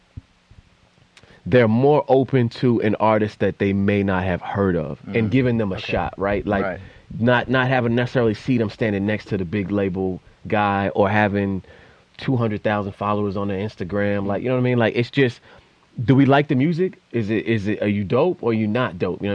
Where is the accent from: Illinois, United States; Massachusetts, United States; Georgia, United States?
Massachusetts, United States; Boston; as a Bostonian